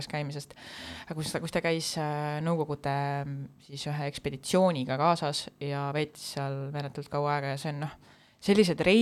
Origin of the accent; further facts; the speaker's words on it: Saare County, Estonia; ma olen saarlane